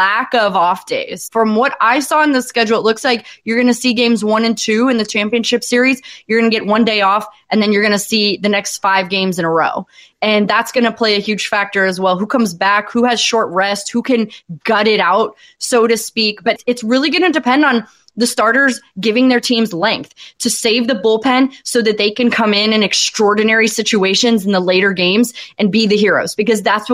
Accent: St. Louis, Missouri, United States; I'm from St. Louis

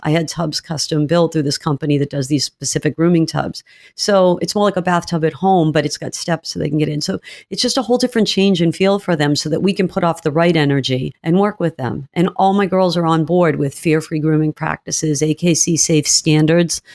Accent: New England, United States; moved away as an adult; also born or lived in Georgia; I am from New England

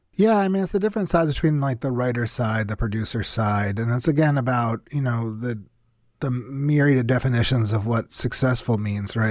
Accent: New Jersey, United States; also born or lived in New York; I grew up in New Jersey, and that's actually, I actually live in New Jersey now

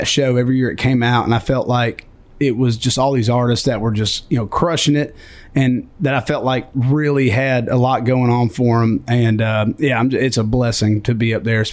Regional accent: Warner Robins, Georgia, United States; I was born and raised in Georgia

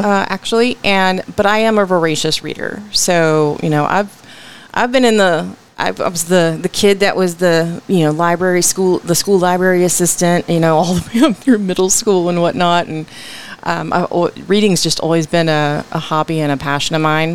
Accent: Arlington, Texas, United States; also born or lived in Washington, D.C. / Odessa, Texas; now in Fort Worth, United States; my formative years were in Odessa. So we moved here to Arlington when I was about 7 mm-hmm. And then I grew up in Arlington

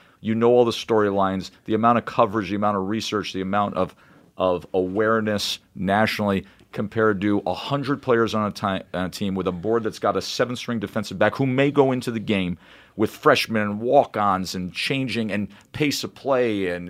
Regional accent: Schenectady, New York, United States; When I was a little kid growing up in Schenectady, New York.

